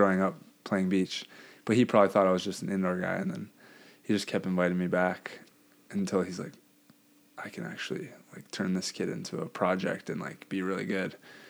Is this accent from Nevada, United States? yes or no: no; Hawaii, United States; I'm from Hawaii too.